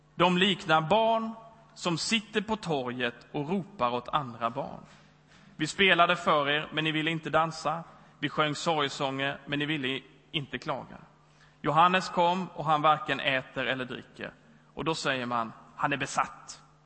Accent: Växjö, Kronoberg County, Sweden; moved away as an adult; also born or lived in Lund / Stockholm / Sundbyberg; now in Gothenburg, Sweden; Jag kommer från Småland i Växjö

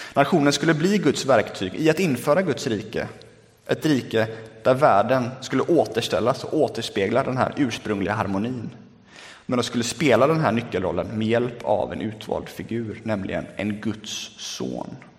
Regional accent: Lerum, Västra Götaland, Sweden; now in Gothenburg, Sweden; Sen flyttade vi ut äh, till Lerum där jag är uppvuxen.

